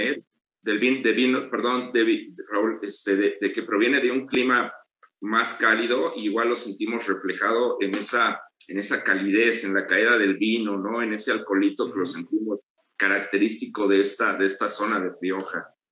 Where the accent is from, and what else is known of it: Mexico